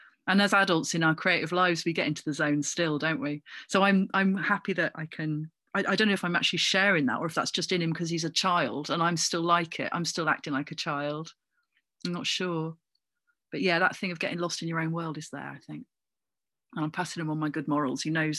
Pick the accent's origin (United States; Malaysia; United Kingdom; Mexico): United Kingdom; Coventry, West Midlands; born there; Although I don't really feel like I've got much claim to it because I was born in Coventry.